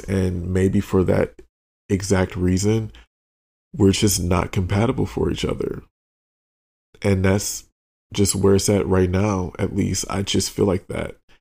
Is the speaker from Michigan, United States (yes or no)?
yes; outside of Detroit, Michigan, United States; a little gay black boy growing up outside of Detroit